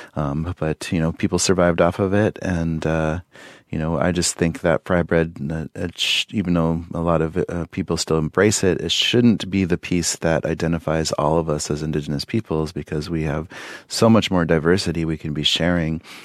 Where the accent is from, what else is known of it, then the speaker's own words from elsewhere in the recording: Pine Ridge, South Dakota, United States; when I was growing up on Pine Ridge